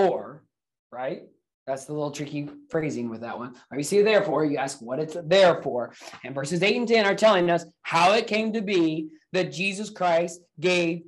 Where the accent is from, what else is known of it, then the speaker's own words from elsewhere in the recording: Indiana, United States; now in Akron, United States; I was born and raised in the state of Indiana here in the United States